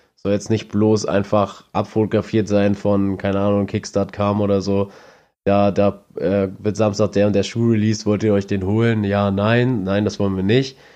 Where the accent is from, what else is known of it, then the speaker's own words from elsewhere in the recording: Neumünster, Schleswig-Holstein, Germany; bei uns in Neumünster